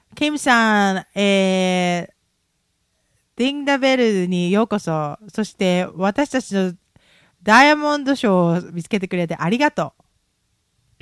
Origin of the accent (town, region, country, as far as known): Japan